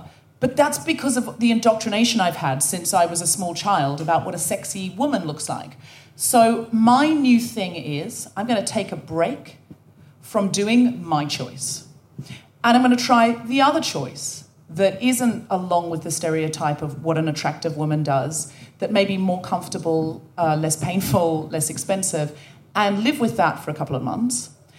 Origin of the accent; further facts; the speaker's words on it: Australia; now in United Kingdom; never went back to Australia to live, and always figured that though I felt more British, identify as British, that there was a little bit of Australian still in me.